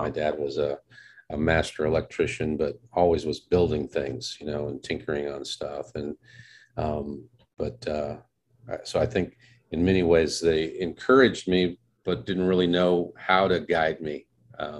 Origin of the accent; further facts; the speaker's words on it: Casper, Wyoming, United States; I grew up in Casper, Wyoming, which is the largest city in Wyoming